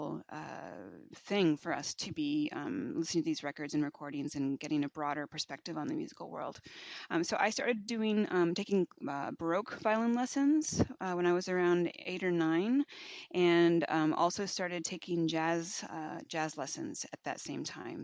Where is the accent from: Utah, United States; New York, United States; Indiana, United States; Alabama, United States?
Indiana, United States; Bloomington; I grew up in Bloomington, which is where Indiana University is located